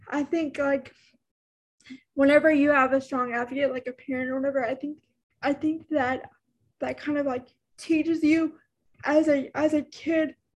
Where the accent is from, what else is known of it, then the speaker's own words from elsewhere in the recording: Texas, United States; I'm from Texas, and I'm in the most, I'm probably in one of the most rural rural areas in Texas